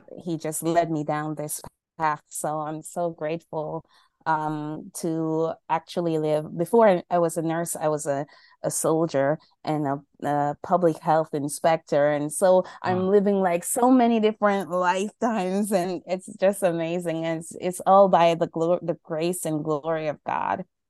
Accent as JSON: {"language": "English", "country": "Jamaica", "moved": "yes", "lives_now": "New York, United States", "said": "right now I'm in New York, um, in the cold, but I'm from Jamaica."}